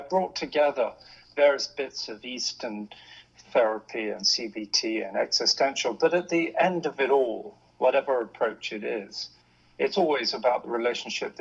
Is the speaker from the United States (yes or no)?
no; Hong Kong; now in London, United Kingdom; I grew up in the East, grew up in Hong Kong.